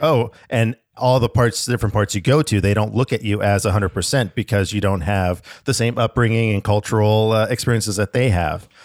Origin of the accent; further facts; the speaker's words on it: Alaska, United States; I was born up in Alaska